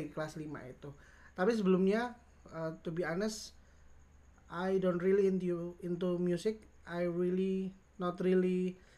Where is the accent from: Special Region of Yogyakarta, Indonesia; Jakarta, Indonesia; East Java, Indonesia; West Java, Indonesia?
Special Region of Yogyakarta, Indonesia; Yogyakarta; saya dari kecil di memang di Jogja ya jadi memang uh, lahir dan besar di Jogja